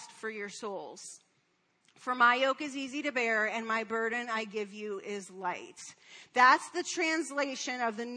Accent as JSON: {"language": "English", "town": "Detroit", "region": "Michigan", "country": "United States", "said": "I'm from Detroit"}